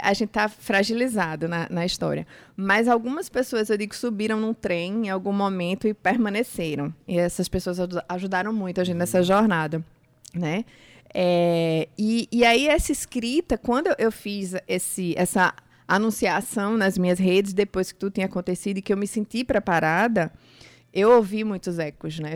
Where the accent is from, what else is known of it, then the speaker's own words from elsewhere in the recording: Recife, Pernambuco, Brazil; also born or lived in Campina Grande, Paraíba; now in João Pessoa, Brazil; Eu sou nascida em Campina Grande, criada em Recife, Sim. e agora João Pessoa é minha casa.